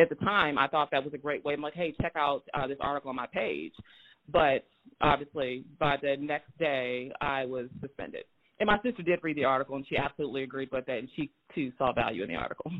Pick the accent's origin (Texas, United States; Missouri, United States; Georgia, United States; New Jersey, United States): Missouri, United States; Moberly; also born or lived in St. Louis, Missouri; I was born in St. Louis, Missouri, but I grew up in Moberly, Missouri